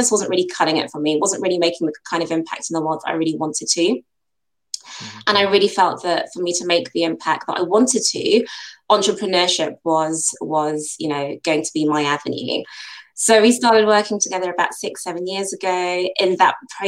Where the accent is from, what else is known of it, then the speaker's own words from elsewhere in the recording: United Kingdom; Nigerian heritage, but born and bred in the UK. As you can tell, my accent suggests I've been here for far too long